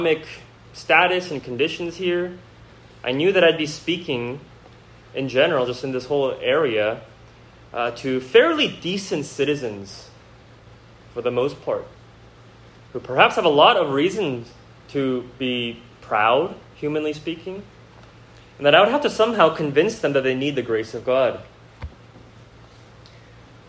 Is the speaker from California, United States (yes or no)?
yes; Bay Area, California, United States; moved away; I grew up here in the Bay Area, and so I know the Bay Area pretty well